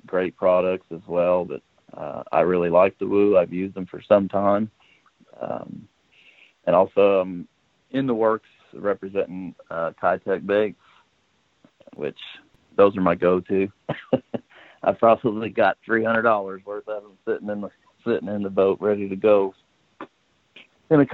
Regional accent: West Palm Beach, Florida, United States; now in Huntingburg, United States; Originally from South Florida, around West Palm Beach. So I grew up on Okeechobee, fishing for big fat fish

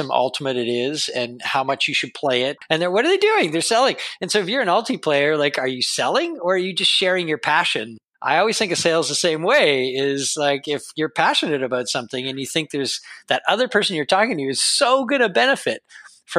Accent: Toronto, Ontario, Canada; I grew up in Toronto in a kind of the outskirts of Toronto

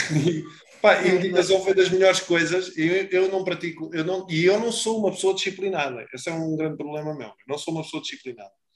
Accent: Portugal; nós somos muito bons, enquanto portugueses

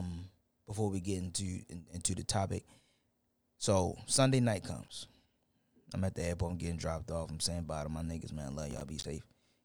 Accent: Houston, Texas, United States; I changed in my Twitter bio that I'm from Houston.

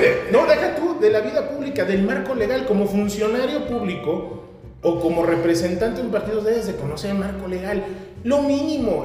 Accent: Querétaro, Mexico; nuestra sociedad queretana

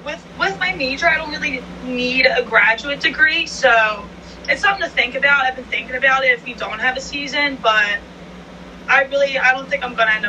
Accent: Philadelphia, Pennsylvania, United States; I'm from Philly. I grew up in Northeast Philly.

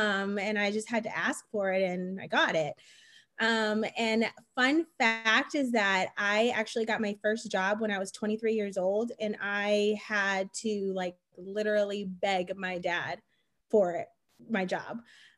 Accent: Chicago, Illinois, United States; now in Atlanta, United States; I grew up, I'm from Chicago. Right now we live in Atlanta

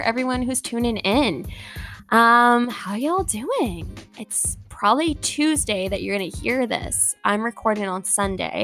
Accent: Halifax, Nova Scotia, Canada; moved away as an adult; now in Toronto, Canada; I moved here in May from Halifax.

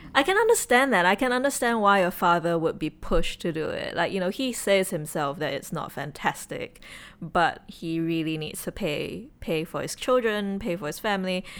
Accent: Singapore; as a Singaporean

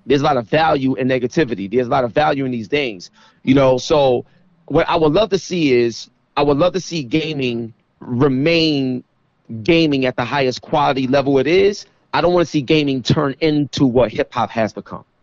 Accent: New York City, New York, United States; I come from East New York, Brooklyn

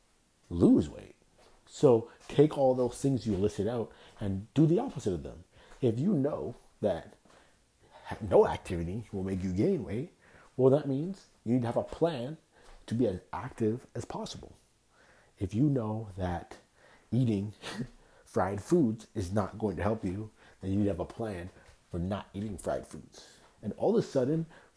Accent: Toronto, Ontario, Canada; That was how I grew up in Toronto

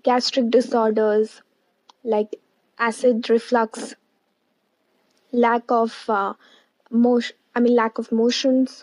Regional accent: India; I'm a nutritionist from India

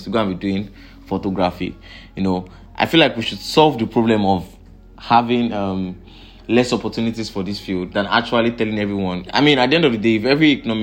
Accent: Nigeria; I'm from Nigeria

